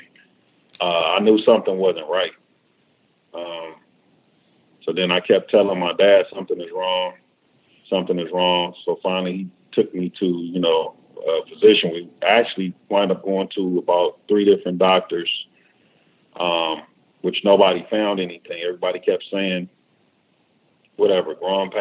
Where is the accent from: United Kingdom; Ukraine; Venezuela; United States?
United States; Los Angeles, California; I'm born and raised in Los Angeles. Did mostly all my schooling here